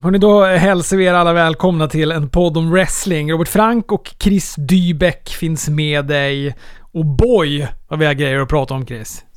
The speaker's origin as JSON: {"language": "Swedish", "town": "Luleå", "region": "Norrbotten County", "country": "Sweden", "moved": "yes", "said": "just nu är jag hemma i Luleå"}